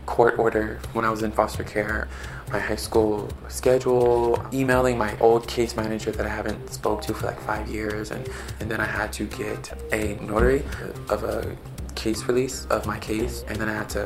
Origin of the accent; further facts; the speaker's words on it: Arizona, United States; moved away as an adult; now in Los Angeles, United States; I am from Arizona